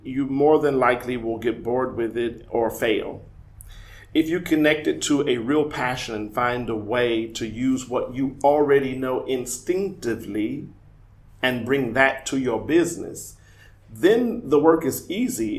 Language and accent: English; Omaha, Nebraska, United States; moved away as an adult; also born or lived in Weimar, Germany; now in Berlin, Germany; I'm from Omaha, Nebraska